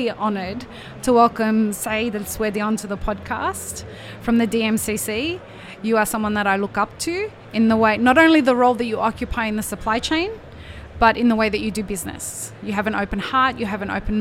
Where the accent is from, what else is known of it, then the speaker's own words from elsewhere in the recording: Australia; I'm an Australian